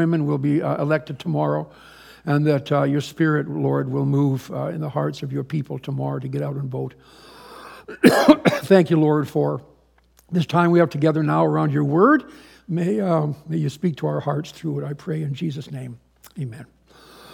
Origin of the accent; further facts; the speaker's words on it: Canada; also born or lived in Florida / Kitchener / Hamilton; We're Canadians. We're not dual. We're just Canadians